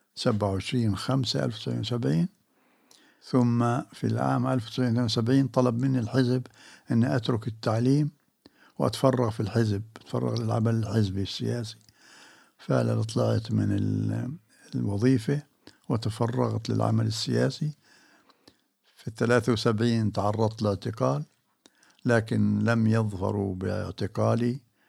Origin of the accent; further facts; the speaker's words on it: Jerusalem, Palestine; moved away as an adult; also born or lived in Prague / Amman / Beirut; بيتنا هنا في آه، جبل المكبر